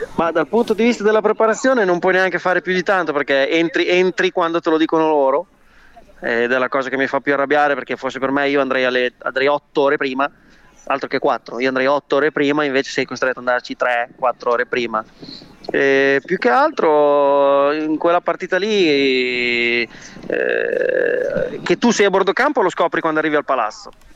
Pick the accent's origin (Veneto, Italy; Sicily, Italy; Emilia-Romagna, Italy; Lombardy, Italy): Emilia-Romagna, Italy; Imola; moved away as an adult; now in United States; io sono di Imola